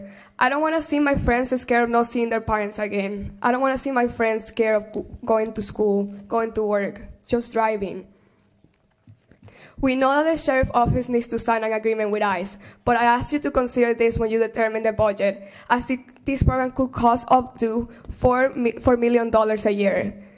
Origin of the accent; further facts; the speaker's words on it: Venezuela; now in Broward County, United States; As a Venezuelan immigrant and resident of Broward County